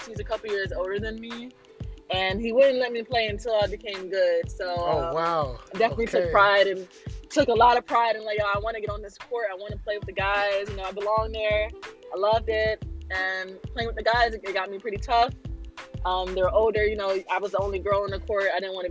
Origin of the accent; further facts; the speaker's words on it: New York City, New York, United States; I'm from Queens, New York